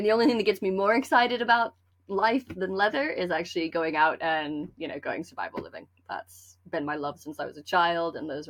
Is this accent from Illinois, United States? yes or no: no; Lander, Wyoming, United States; Well, I grew up in Lander, Wyoming. So not a heavily populated area of the world, we'll put it that way.